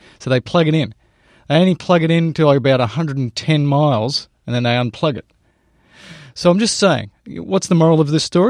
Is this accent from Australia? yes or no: yes; Australia; moved away; Well, I'm from Australia, Tom.